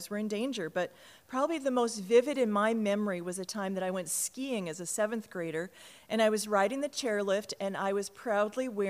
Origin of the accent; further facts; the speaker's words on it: Cottage Grove, Minnesota, United States; I was born in Minneapolis, just a block from the downtown campus, and I was raised in Cottage Grove